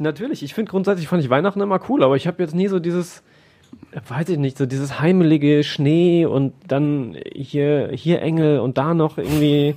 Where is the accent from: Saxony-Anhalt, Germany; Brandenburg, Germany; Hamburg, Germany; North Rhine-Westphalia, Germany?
North Rhine-Westphalia, Germany; Siegerland; moved away as an adult; now in Essen, Germany; Ich komme ja nicht gebürtig aus dem Ruhrgebiet, sondern aus dem Siegerland